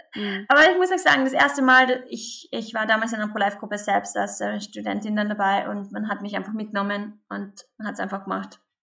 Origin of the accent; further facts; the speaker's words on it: Carinthia, Austria; accent: Carinthian dialect; now in Vienna, Austria; ich komme aus dem wunderschönen Kärnten in Österreich. Was man wahrscheinlich jetzt dann auch ein bisschen an meinem Dialekt hören wird